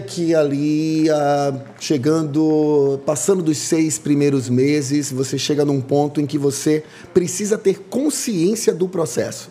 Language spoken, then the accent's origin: Portuguese; Salvador, Bahia, Brazil; eu sou nascido e criado em Salvador